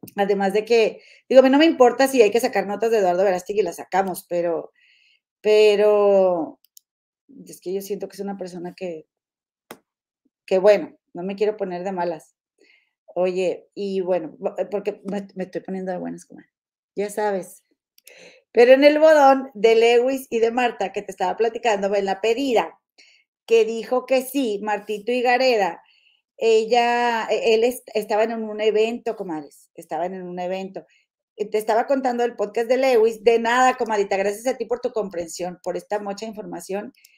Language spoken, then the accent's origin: Spanish; Mexico; de allá de Santiago, ahí cerquita de donde yo nací